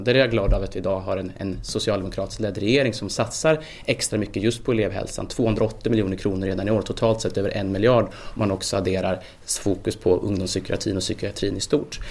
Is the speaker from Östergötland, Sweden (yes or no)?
no; Värmland, Sweden; Jag kommer själv från Värmland